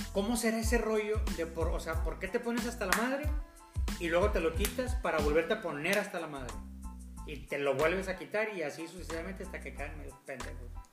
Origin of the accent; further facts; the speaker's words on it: Monterrey, Nuevo León, Mexico; nosotros como, regios